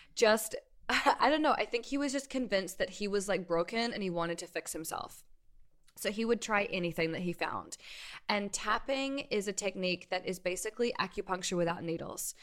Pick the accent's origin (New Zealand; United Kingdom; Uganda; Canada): New Zealand; also born or lived in New York, United States; now in Los Angeles, United States; I'm from New Zealand originally, and I moved to New York in two thousand eight, lived there for ten years, and then moved here to L A.